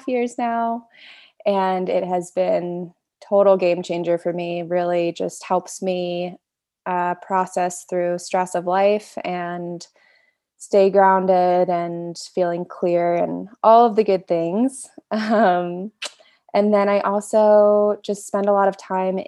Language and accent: English; Cincinnati, Ohio, United States; moved away as an adult; now in Boulder, United States; I grew up in Cincinnati, Ohio, with two Western doctors for parents